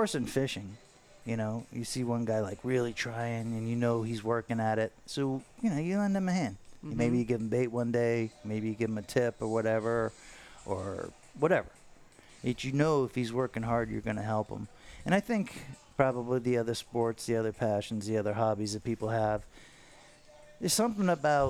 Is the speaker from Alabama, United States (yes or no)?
no; Fort Lauderdale, Florida, United States; I grew up on Los Olas. I grew up on Los Olas